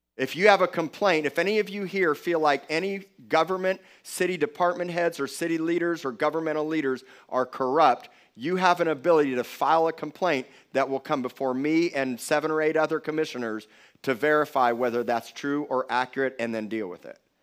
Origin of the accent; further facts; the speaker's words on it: Miami Beach, Florida, United States; I was born in Cedars of Lebanon Hospital in Miami Beach, Florida